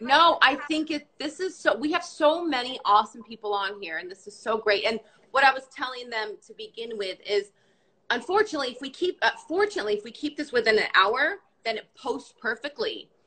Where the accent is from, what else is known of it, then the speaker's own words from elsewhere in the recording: Canada; i am also canadian